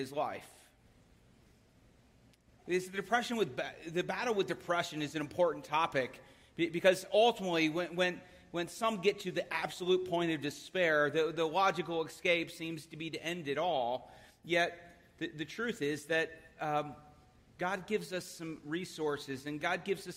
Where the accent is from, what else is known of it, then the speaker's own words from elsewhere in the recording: Philadelphia, Pennsylvania, United States; I am from Philadelphia